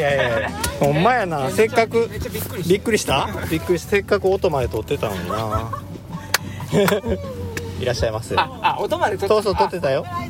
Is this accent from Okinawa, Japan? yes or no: no; Kobe, Hyogo, Japan; 神戸っ子